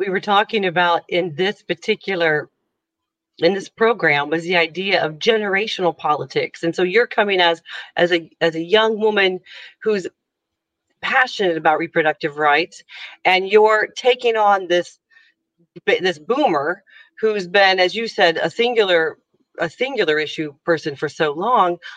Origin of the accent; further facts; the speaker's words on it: United States; moved away as an adult; now in Ireland; I'm an American who've lived who's lived now in Ireland for about five years